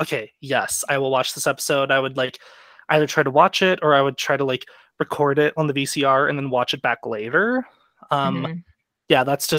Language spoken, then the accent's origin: English; Dallas, Texas, United States; I'm from around the Dallas area.